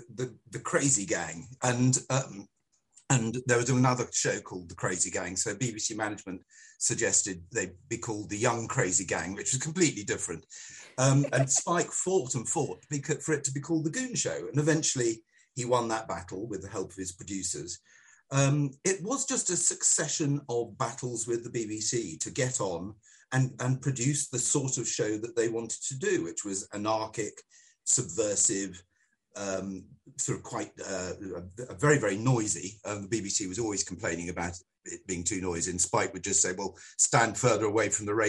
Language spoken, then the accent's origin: English; Singapore; I was brought up in Singapore, and we had no television, and we just listened to goon shows all the time.